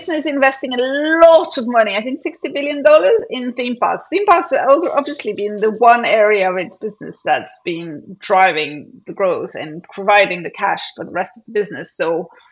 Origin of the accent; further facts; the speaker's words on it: Paris, Île-de-France, France; now in United Kingdom; having grown up in France